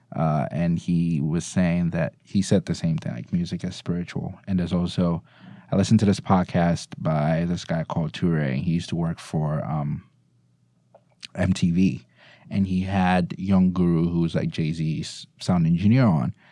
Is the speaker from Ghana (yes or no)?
yes; Ghana; now in United States; I'm from Ghana